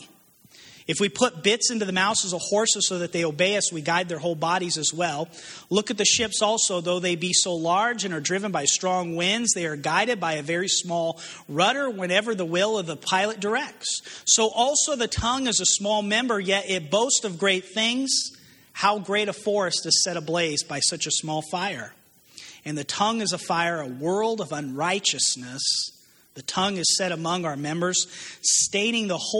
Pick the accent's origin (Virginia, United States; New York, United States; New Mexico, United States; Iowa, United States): New Mexico, United States; moved away as an adult; I'm from New Mexico originally, and I lived there since I was 18 years old, grew up out there.